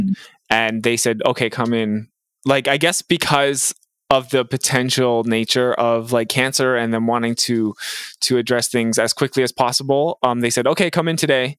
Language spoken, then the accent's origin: English; Mississauga, Ontario, Canada; now in Peterborough, Canada; I grew up in Mississauga and I live now in Peterborough, Ontario.